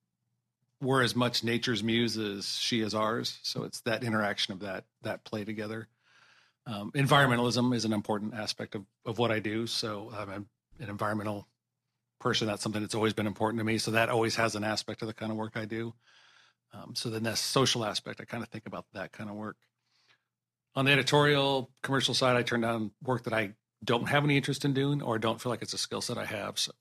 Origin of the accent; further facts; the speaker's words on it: Colorado, United States; I grew up in Colorado.